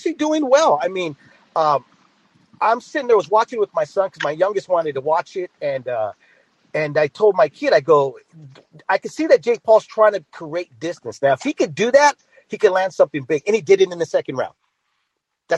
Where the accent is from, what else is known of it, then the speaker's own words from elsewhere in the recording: the Bay Area, California, United States; now in Riverbank, United States; I grew up in the Bay Area, but I live here in the Valley now.